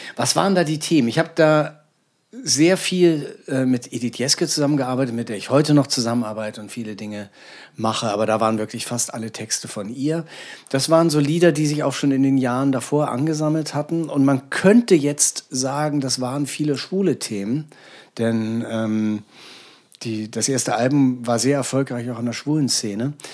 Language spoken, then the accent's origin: German; Hamburg, Germany; moved away as an adult; now in Berlin, Germany; es war für mich als Hamburger nicht so vorgesehen und geplant, dass ich jemals die Stadt in meinem Leben verlassen würde